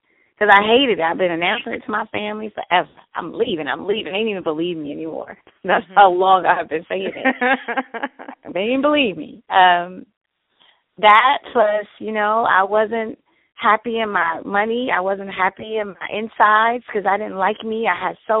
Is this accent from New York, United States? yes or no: no; Detroit, Michigan, United States; now in San Diego, United States; I was born and raised in Detroit